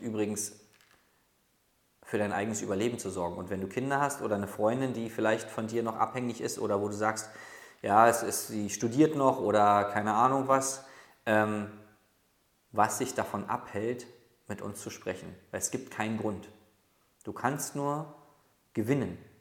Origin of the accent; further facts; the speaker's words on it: Berlin, Germany; ich komme aus Berlin